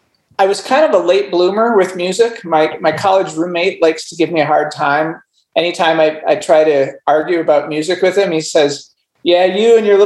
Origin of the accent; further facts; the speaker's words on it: Edina, Minnesota, United States; moved away as an adult; also born or lived in Chatham, New Jersey / Seattle, Washington; now in Fort Collins, United States; So I grew up in Minnesota, in a suburb of Minneapolis, Edina.